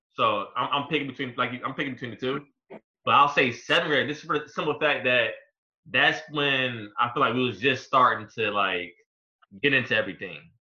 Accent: Hampton, Virginia, United States; I'm from Hampton

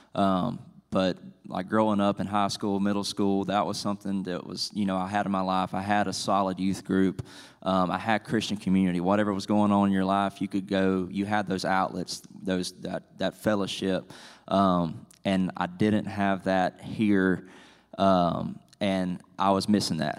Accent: South Georgia, United States; now in Franklin, United States; I'm originally from South Georgia

